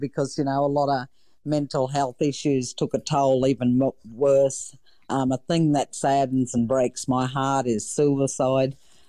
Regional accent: Queensland, Australia; to be an Australian, and I'm overly wrapped more so that I'm a Queenslander.

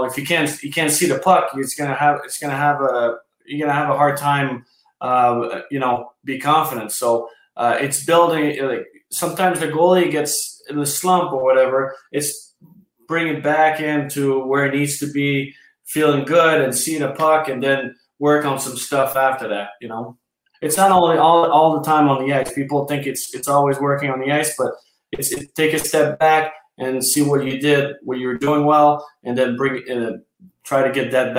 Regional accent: Canada; everything catch up with us as a Canadian.

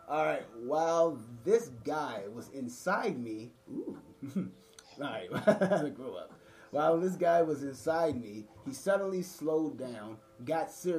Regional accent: Washington, District of Columbia, United States; We're from Washington, D.C. DMV area

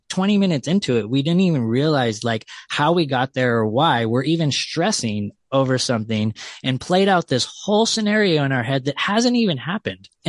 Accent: California, United States; I'm from California

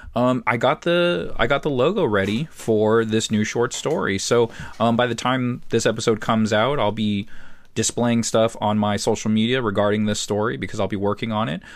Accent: San Diego, California, United States; it's the area I grew up in San Diego. So, it reminds me of childhood

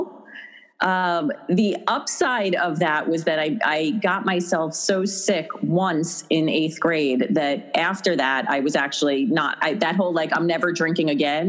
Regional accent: Long Island, New York, United States; moved away as an adult; now in Westchester, United States; Growing up on Long Island

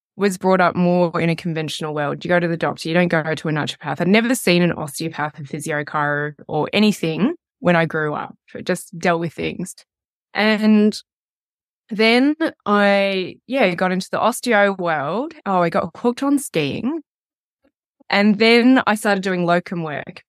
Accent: Melbourne, Victoria, Australia; now in Wanaka, New Zealand; I am living in Wanaka, so just over the hill from you, and I am from Melbourne, Australia

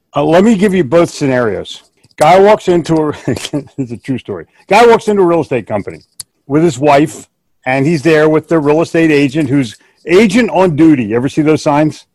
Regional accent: Philadelphia, Pennsylvania, United States; we're both from the Northeast. I grew up in Philly.

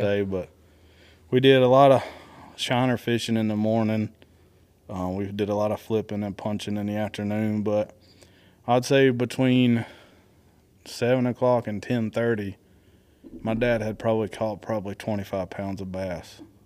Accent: Florida, United States; growing up in Florida

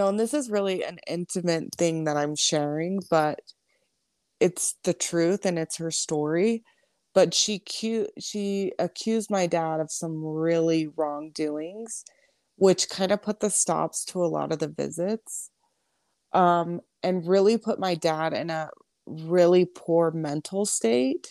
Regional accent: California, United States; now in Pinedale, United States; we're from California originally

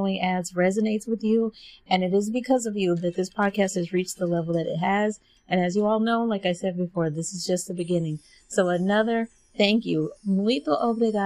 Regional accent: Dallas, Texas, United States; I myself was born and raised in Texas, Dallas, Texas. And I grew up in the hood of Dallas and now still live in Texas.

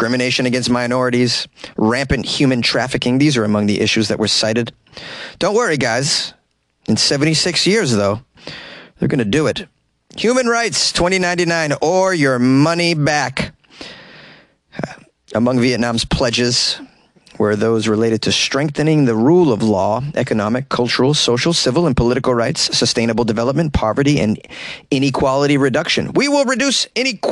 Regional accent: Massachusetts, United States; my home state, Massachusetts

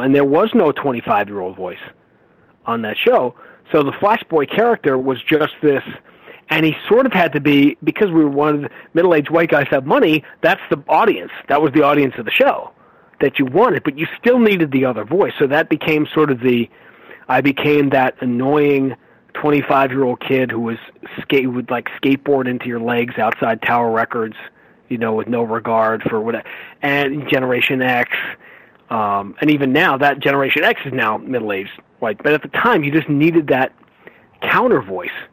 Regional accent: New York, United States; I grew up in New York.

